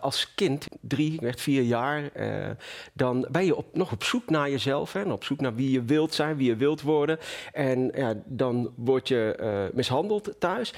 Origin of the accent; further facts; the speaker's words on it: Venlo, Limburg, Netherlands; also born or lived in Marrakesh, Morocco; In het mooie Marrakesh. En eh, op mijn eh, derde levensjaar zijn we naar Venlo verhuisd. Ja. In het zuiden van Nederland.